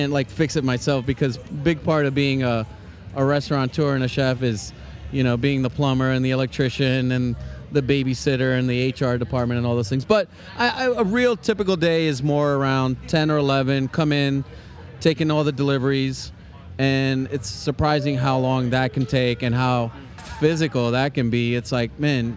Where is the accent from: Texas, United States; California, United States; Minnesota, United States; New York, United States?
New York, United States; New York City; moved away as an adult; now in Cincinnati, United States; I grew up in New York in Queens